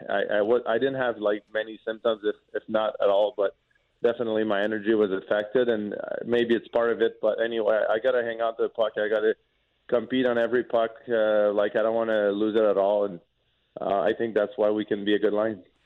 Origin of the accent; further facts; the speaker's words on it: Quebec, Canada; first language French; English is a second language; moved away as an adult; also born or lived in Lewiston, Maine / St. Louis; growing up in Quebec from the city that I'm from, even though it's close to the United States, we never had to speak English.